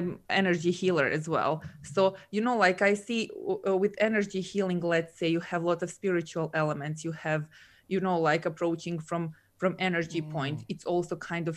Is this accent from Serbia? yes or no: yes; Serbia; moved away as an adult; also born or lived in Dubai; now in Scotland, United Kingdom; I'm originally from Serbia